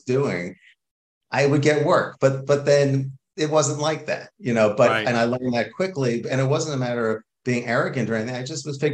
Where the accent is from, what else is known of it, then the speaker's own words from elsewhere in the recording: New York, United States; moved away as an adult; also born or lived in Boston; now in Los Angeles, United States; I'm from New York originally